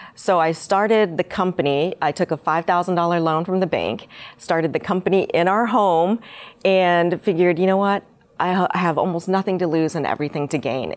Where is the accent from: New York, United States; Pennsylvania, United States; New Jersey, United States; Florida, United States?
Florida, United States; Winter Haven; also born or lived in Seoul, Korea; I moved to Mi, um, Florida when I was five and was, grew up, lived in Winter Haven, went to Winter Haven High School